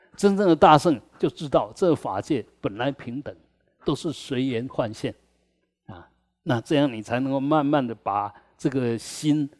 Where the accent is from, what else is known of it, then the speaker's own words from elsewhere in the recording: Taiwan; 我们台湾人